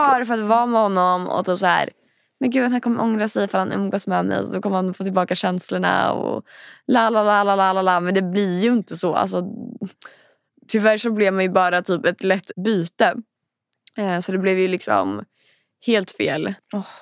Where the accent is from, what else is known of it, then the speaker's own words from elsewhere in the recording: Linköping, Östergötland, Sweden; moved away; när jag bodde hemma i Linköping